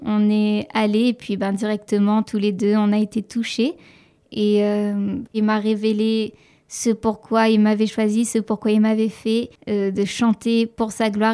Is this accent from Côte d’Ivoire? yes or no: no; Saint-Joseph, Réunion; also born or lived in Quebec; je viens de l'île de la Réunion, plus précisément euh, du sud de l'île, d'une petite ville qui s'appelle Saint-Joseph.